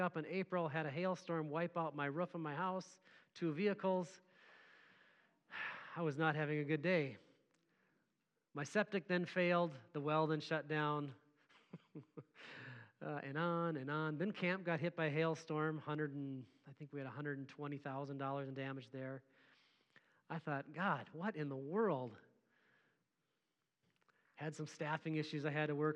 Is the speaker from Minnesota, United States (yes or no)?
yes; Mora, Minnesota, United States; I grew up in Mora, Minnesota, little rural farm area.